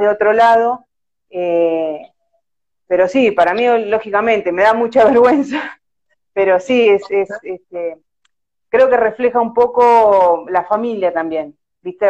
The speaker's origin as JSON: {"language": "Spanish", "town": "La Plata", "region": "Buenos Aires Province", "country": "Argentina", "said": "Sí, soy de la ciudad de La Plata"}